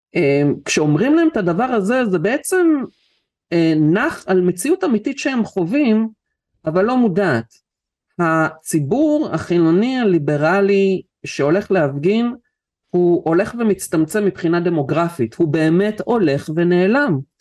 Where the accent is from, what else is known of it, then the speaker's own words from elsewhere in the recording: Israel; נולדתי בארץ